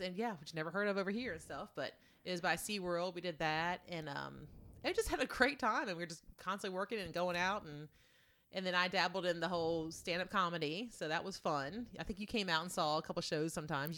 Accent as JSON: {"language": "English", "region": "Eastern Shore of Virginia", "country": "United States", "tie": "born or raised there", "said": "Moved to the Eastern Shore of Virginia, across the bridge, the Chesapeake Bay Bridge Tunnel"}